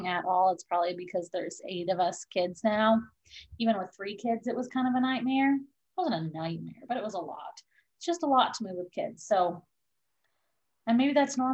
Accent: Wisconsin, United States; moved away as an adult; also born or lived in Kentucky; That's where I was born, was on Badger Avenue. And then when I was 8, we moved to Red Pine Drive

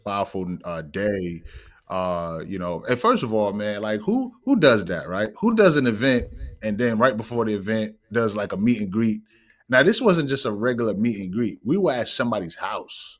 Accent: New York City, New York, United States; I am originally from Bronx, New York, uh, the Bronx, the B X

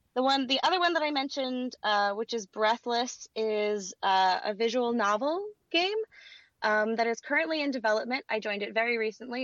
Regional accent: Louisiana, United States; now in Los Angeles, United States; I grew up in Louisiana

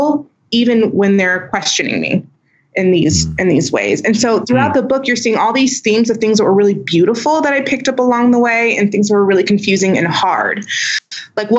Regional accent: Houston, Texas, United States; accent: twang; I grew up in Houston, Texas. So I'm I consider that Southern

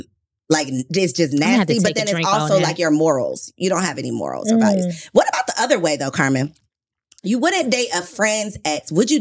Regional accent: Jamaica; I'm Jamaican.

